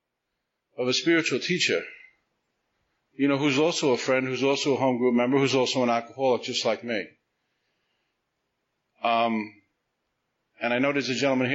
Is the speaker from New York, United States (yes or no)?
yes; New York City, New York, United States; I grew up in Staten Island